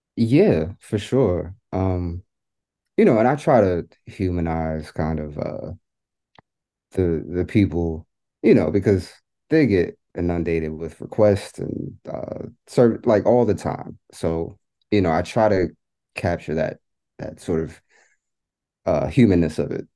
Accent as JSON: {"language": "English", "town": "New York City", "region": "New York", "country": "United States", "tie": "born or raised there", "said": "my experience growing up in New York, um, growing up in public housing"}